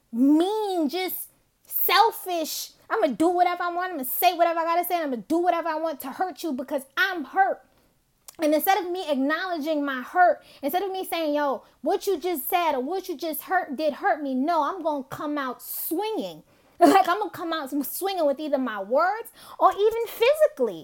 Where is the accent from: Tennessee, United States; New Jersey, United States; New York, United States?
New York, United States; New York City; Growing up in Brooklyn